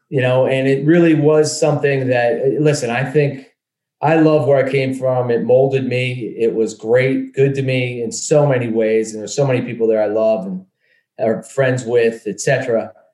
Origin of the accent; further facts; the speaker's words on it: Dallas, Pennsylvania, United States; Dallas, Pennsylvania.